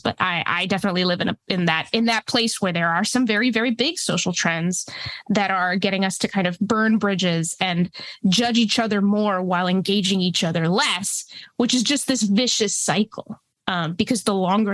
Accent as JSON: {"language": "English", "region": "New Hampshire", "country": "United States", "tie": "born or raised there", "also_born_or_lived": "Mexico / Texas", "second_language": "English", "said": "I immigrated from Mexico with my parents and my brother when I was about 5. We moved to Texas and then went up to New England. So yeah, grew up in a small town in New Hampshire"}